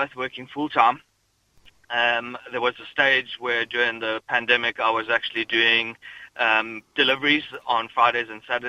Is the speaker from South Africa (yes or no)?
yes; South Africa; moved away as an adult; also born or lived in Kildare Town, Ireland; now in Kildare, Ireland; everybody can hear that I'm from South Africa.